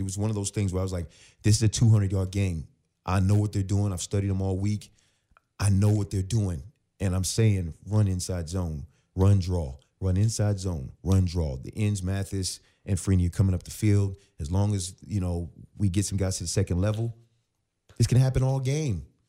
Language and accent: English; Virginia, United States; moved away as an adult; also born or lived in Phoenix; now in Los Angeles, United States; I was from Virginia